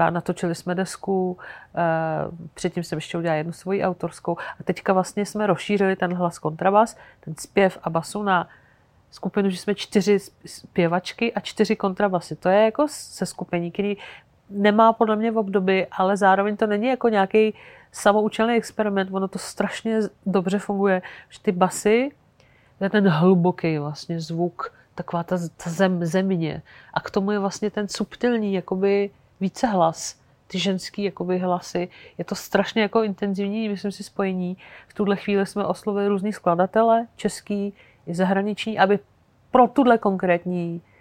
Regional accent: Algeria; já jsem prožila dětství v Alžírsku, protože můj táta Sudánec tam pracoval, on tam učil na univerzitě, eh, a, takže jsme tam jako strávali 10 let

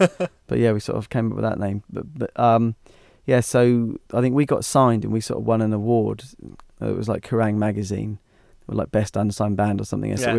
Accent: Hythe, South East England, United Kingdom; Because I grew up in Hythe, and there was hardly any real music.

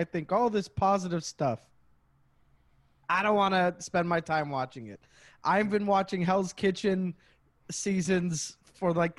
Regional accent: Canada; me being Canadian

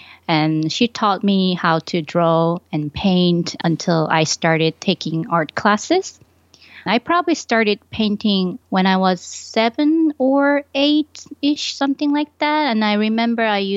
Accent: Ulsan, South Korea; born or raised there; moved away as an adult; also born or lived in Busan, South Korea / Buffalo, New York, United States; now in Rochester, United States

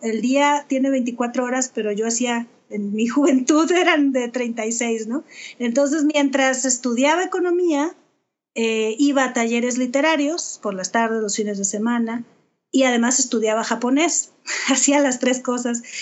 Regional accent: Sonora, Mexico; also born or lived in Culiacán, Sinaloa; aunque nací en Culiacán, crecí en Sonora

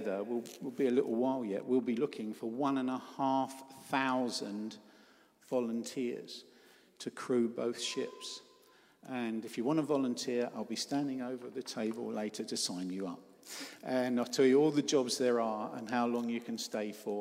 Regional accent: Cornwall, South West England, United Kingdom; I'm up from Cornwall

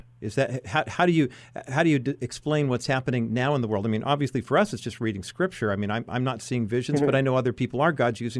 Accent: California, United States; having born and raised in California, you know, having a Western American mindset

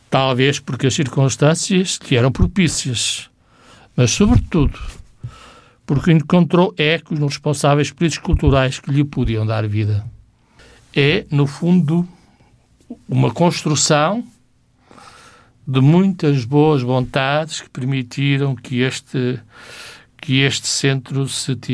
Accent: Barca d'Alva, Guarda, Portugal; E eu que vivi numa, numa aldeia de fronteira, não é? Sou de uma aldeia de fronteira, sou de Barca d'Alva

